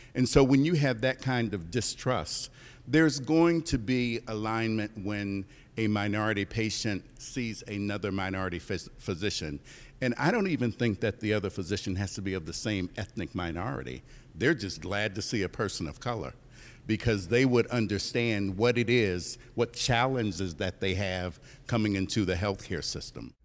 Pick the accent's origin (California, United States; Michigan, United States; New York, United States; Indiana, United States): Indiana, United States; Indianapolis; I'm from Indianapolis, Indiana